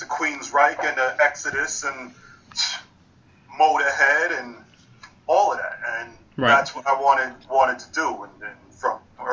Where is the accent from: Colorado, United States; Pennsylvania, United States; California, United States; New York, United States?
New York, United States; Long Island; also born or lived in Bronx, New York; when I moved from the Bronx with my family. I was five at the time. Moved from the Bronx to Long Island.